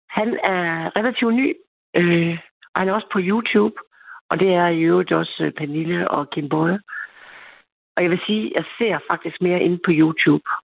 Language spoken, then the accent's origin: Danish; East Jutland, Central Denmark Region, Denmark; Og så er jeg hende fra Østjylland.